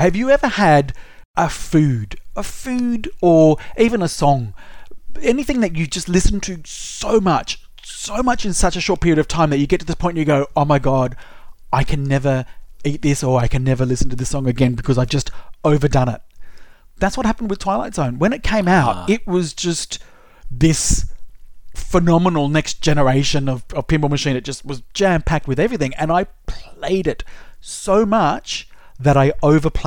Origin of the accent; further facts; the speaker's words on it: Sydney, New South Wales, Australia; now in Melbourne, Australia; I grew up in Sydney, so I used to go to Luna Park every school holidays